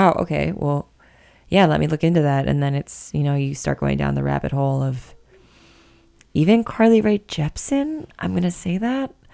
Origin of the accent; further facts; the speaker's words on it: Buffalo, New York, United States; accent: Buffalo; now in San Francisco, United States; my Buffalo accent